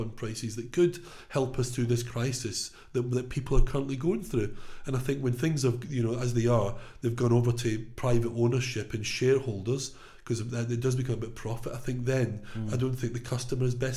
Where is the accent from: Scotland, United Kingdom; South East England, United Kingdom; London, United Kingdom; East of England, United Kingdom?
Scotland, United Kingdom; Glasgow; now in England, United Kingdom; I come from Scotland, from Glasgow, from a working class, Labour voting background